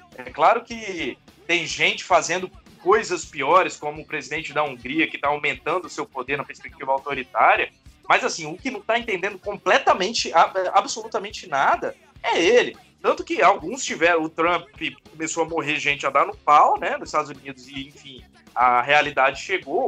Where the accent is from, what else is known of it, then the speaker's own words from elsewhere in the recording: Vitória, Espírito Santo, Brazil; sou de Vitória, do Espírito Santo